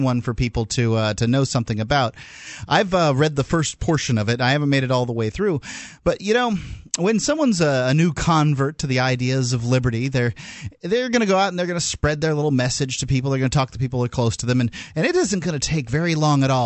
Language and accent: English; Sarasota, Florida, United States; I'm from Sarasota, Florida.